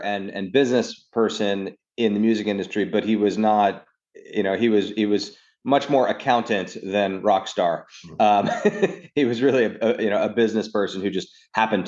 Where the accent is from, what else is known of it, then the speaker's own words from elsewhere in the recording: New York City, New York, United States; I grew up in New York, actually Upper East Side until I was 12.